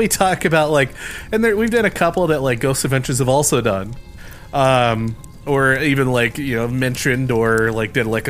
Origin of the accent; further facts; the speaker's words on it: Indiana, United States; We're from Indiana. And this is from Gary, Indiana.